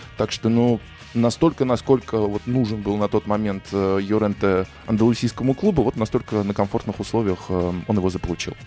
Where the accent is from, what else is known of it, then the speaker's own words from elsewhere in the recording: Russia; я журналист из России